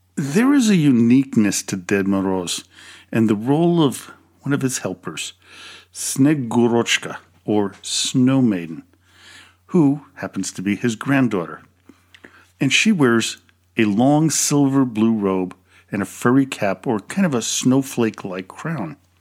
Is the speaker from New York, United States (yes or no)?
yes; New York City, New York, United States; Growing up in New York City during Christmas is a fond memory I hold to this day